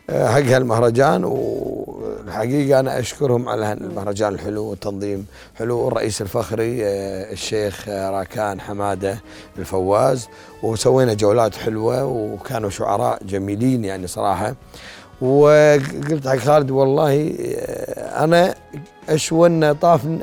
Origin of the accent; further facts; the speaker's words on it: Jordan; نقول بلدنا الاردن الجميله